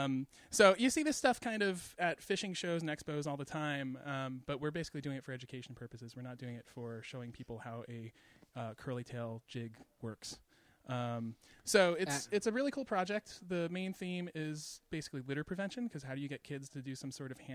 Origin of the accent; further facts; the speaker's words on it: Long Island, New York, United States; I grew up on Long Island